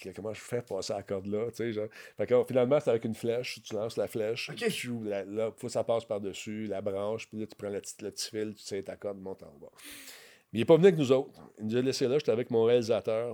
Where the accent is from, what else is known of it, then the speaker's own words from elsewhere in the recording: Quebec, Canada; je venais du Québec